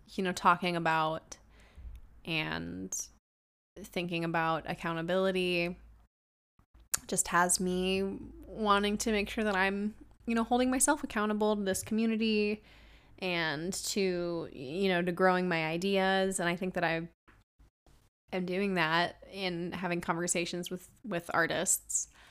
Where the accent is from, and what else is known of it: Washington, United States; born or raised there; moved away as an adult; now in Los Angeles, United States